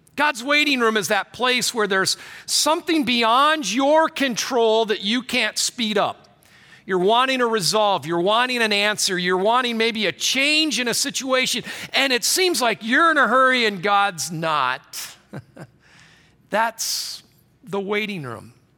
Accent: Michigan, United States; I grew up in Michigan

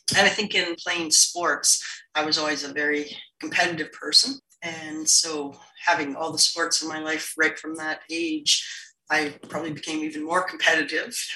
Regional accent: Montney, British Columbia, Canada; I grew up in Montney, BC, which is a small, small farming community outside of Fort St. John, BC

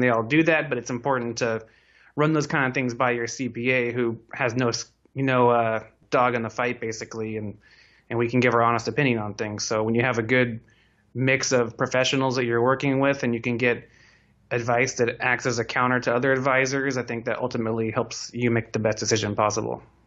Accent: Silicon Valley, California, United States; I grew up here in Silicon Valley

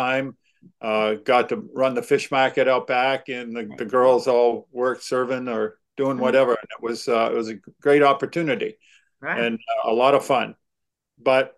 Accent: Maine, United States; I am from Maine, born and raised in Maine

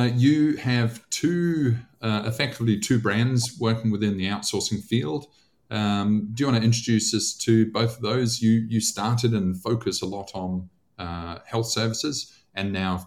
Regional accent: New Zealand; moved away; I grew up in New Zealand

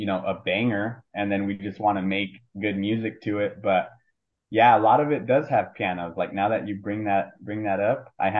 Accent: California, United States; we're from Cali

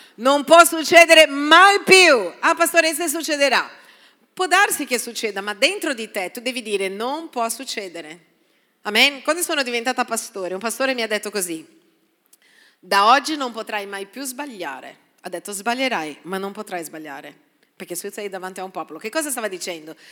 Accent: Brazil; now in Italy; Sono brasiliana

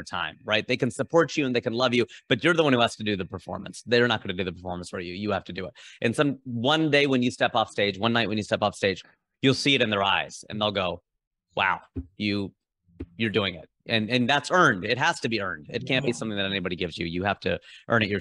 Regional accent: Southwest Ohio, United States; we were socialized to be so mainstream white growing up in Southwest Ohio.

